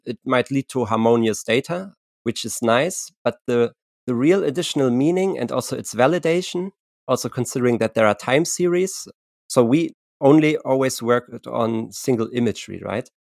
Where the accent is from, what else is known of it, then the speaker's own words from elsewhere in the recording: Germany; I'm from I'm from Germany.